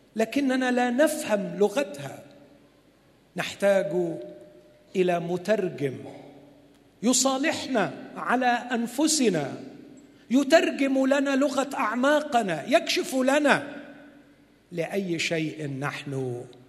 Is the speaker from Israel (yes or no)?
no; Egypt; عندنا في مصر